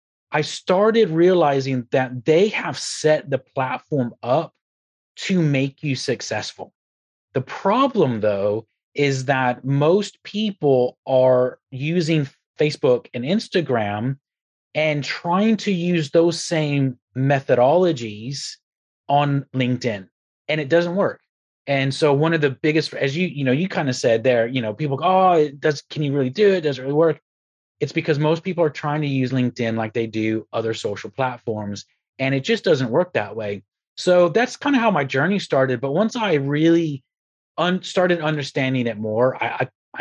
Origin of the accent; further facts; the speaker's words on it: Texas, United States; also born or lived in Republic of Ireland; now in United Kingdom; I'm originally from Texas, by the way, moved to the Republic of Ireland, and then I'm here in the UK now.